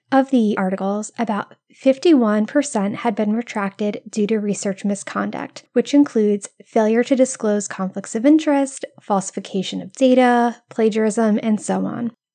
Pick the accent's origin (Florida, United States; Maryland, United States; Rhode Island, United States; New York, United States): Rhode Island, United States; moved away; I'm originally from Rhode Island, where iced coffee runs through our veins even in the coldest months